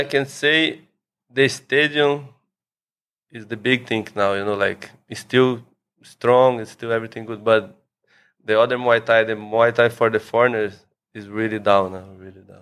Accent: São Paulo, Brazil; moved away as an adult; also born or lived in Thailand; now in Phuket, Thailand; I'm from Brazil, from São Paulo

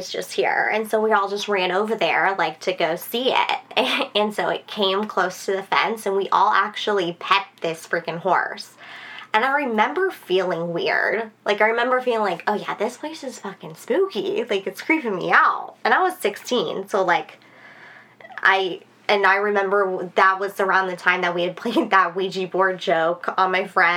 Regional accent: San Antonio, Texas, United States; I grew up in San Antonio.

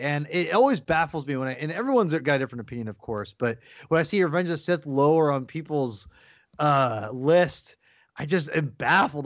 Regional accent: Kirkland, Washington, United States; now in Seattle, United States; I was born in Kirkland, Washington, but I, I live in Seattle, Washington, and I consider myself a Seattleite

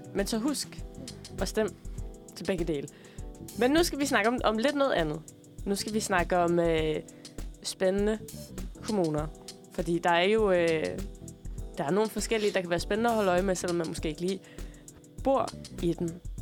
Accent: Tønder, Southern Denmark, Denmark; moved away; jeg er jo øh, fra Tønder oprindeligt

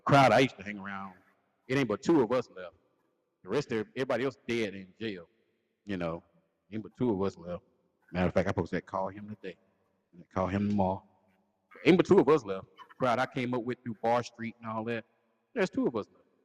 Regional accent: Lancaster, South Carolina, United States; the homecoming for our hometown

